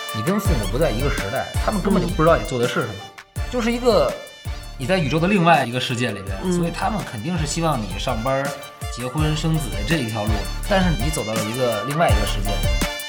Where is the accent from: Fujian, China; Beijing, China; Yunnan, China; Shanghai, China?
Beijing, China; 主要我从小就在胡同里长大的，所以我就觉得那个地儿是我根深蒂固的